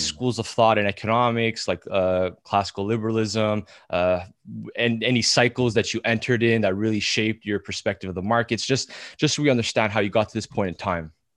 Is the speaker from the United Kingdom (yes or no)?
no; Canada; us being Canadian